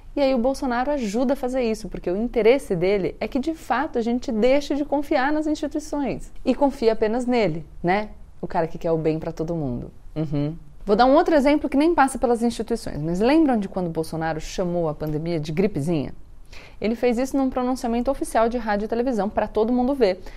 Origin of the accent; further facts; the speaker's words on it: Brazil; sendo brasileiro